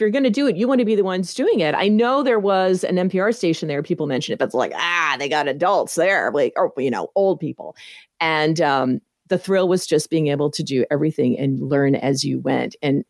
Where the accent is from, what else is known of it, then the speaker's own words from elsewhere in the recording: Tennessee, United States; I grew up mostly in Tennessee.